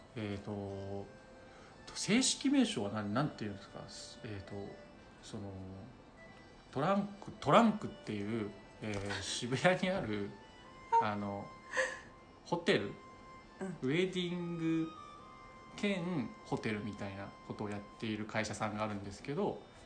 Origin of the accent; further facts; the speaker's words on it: Osaka, Japan; 大阪出身